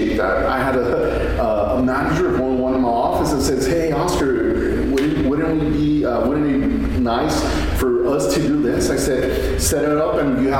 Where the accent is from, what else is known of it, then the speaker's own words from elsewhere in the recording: Fabens, Texas, United States; this small community that I grew up in Fabens. I'm from Fabens